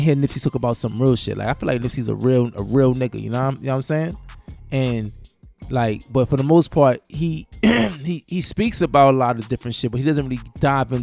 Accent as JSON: {"language": "English", "region": "New York", "country": "United States", "said": "I'm from New York"}